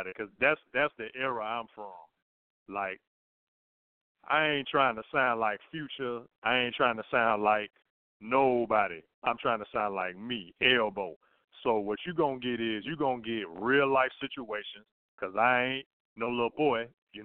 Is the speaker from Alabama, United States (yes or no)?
yes; Birmingham, Alabama, United States; down here in Birmingham where I'm from